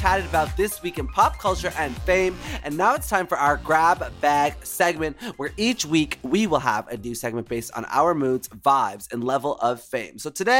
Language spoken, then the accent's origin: English; the South, United States; My parents are from Guyana, but I'm from the South.